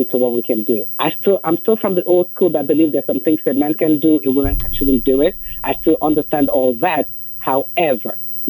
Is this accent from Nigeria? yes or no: no; England, United Kingdom; moved away as an adult; also born or lived in Africa; now in United States; This is that chick from Africa. Grew up in England, now living in the States.